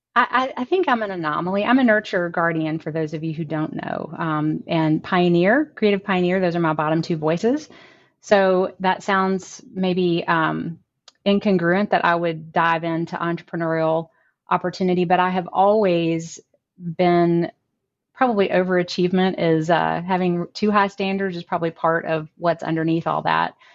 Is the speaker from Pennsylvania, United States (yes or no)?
no; Amory, Mississippi, United States; now in Nashville, United States; I'm from Amory, Mississippi, a really small town in North Mississippi, about four hours from here.